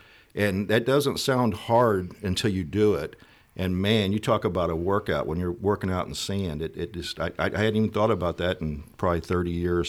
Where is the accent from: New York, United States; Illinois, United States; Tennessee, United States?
Illinois, United States; East Alton; I was born and raised in East Alton, Illinois, born in Wood River Township Hospital. So I've lived here my whole life and stayed.